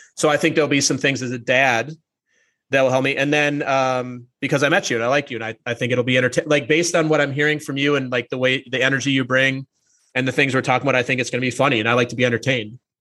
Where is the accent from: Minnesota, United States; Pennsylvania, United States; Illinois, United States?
Minnesota, United States; St. Paul; I grew up in the Twin Cities. I grew up in a suburb of St. Paul